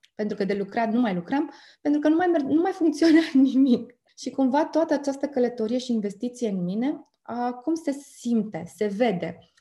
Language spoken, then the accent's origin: Romanian; Bucharest, Romania; also born or lived in Ploiești; now in Arad, Romania; am copilărit prin București